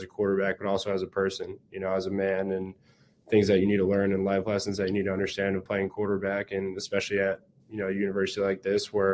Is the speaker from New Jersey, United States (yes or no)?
yes; New Jersey, United States; moved away as an adult; growing up in Jersey